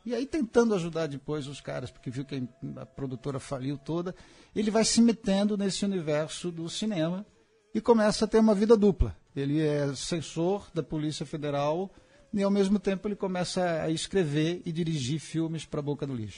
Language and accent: Portuguese; São Paulo, Brazil; quando eu era criança pequena lá na Penha